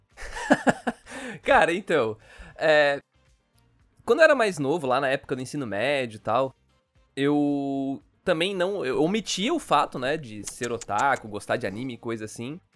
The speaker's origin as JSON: {"language": "Portuguese", "town": "Criciúma", "region": "Santa Catarina", "country": "Brazil", "accent": "gaúcho, meio sulista", "said": "eu sou de Santa Catarina, eu sou de Criciúma, na verdade"}